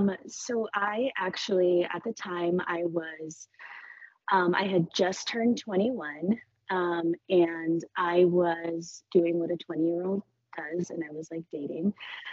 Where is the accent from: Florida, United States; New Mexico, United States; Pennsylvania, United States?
New Mexico, United States; I think like I grew up in New Mexico, so the culture there is just different.